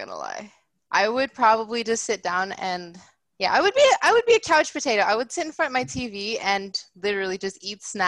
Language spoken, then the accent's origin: English; Maryland, United States; now in Los Angeles, United States; I grew up in Maryland and it's cold there